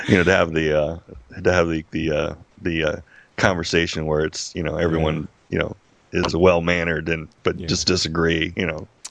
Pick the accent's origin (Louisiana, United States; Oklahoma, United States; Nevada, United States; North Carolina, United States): Nevada, United States; Las Vegas; I'm born born and raised in Las Vegas, a Las Vegas uh, native, uh, which is rare.